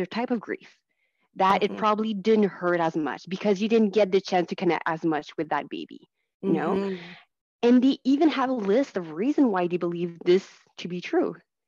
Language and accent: English; Ontario, Canada; first language French; English is a second language; And I never was able to get any support services in French. So my first language is French.